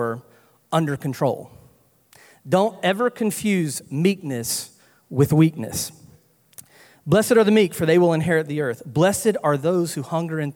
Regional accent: North Carolina, United States; moved away as an adult; also born or lived in Louisiana; I'm from North Carolina, if you can't tell by the accent

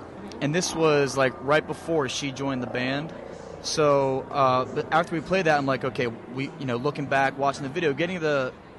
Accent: Pittsburgh, Pennsylvania, United States; I'm from Pittsburgh.

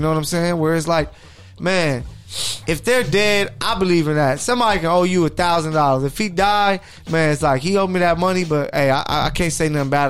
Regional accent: Inglewood, California, United States; Don't you know I'm from Inglewood?

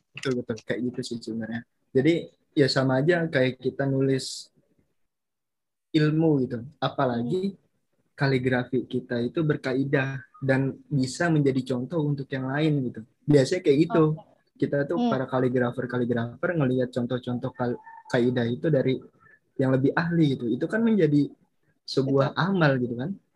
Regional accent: Bekasi, West Java, Indonesia; Asal mm, planet Bekasi

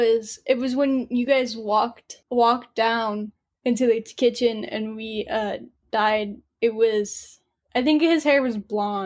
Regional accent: Illinois, United States; I am from Illinois.

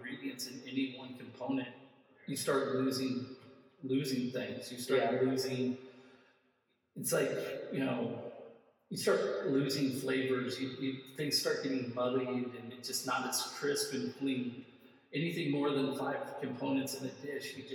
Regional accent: Midwest, United States; I'm from the Midwest

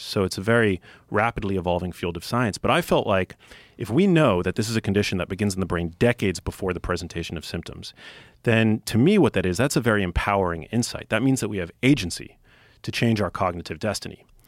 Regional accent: New York City, New York, United States; I grew up in New York City

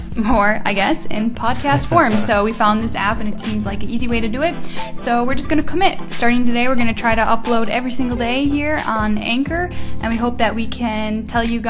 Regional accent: Midwest, United States; moved away as an adult; now in Switzerland; I grew up in the Midwest, the good old Midwest, USA.

